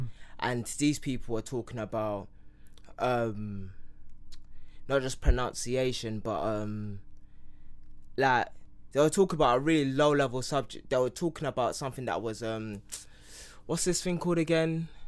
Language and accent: English; Nigeria; Well, obviously they asked me what my name was first, and then I said I'm from Yoruba. Like, yes, Nigeria, but you know, Nigeria is really a Portuguese word that derives from this.